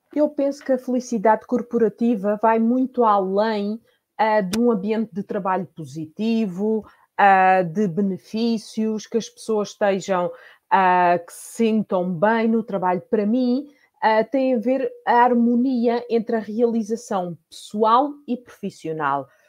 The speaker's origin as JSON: {"language": "Portuguese", "country": "Portugal", "moved": "as an adult", "lives_now": "Spain", "said": "eu sou portuguesa, mas há 18 anos que eu vivo na Espanha"}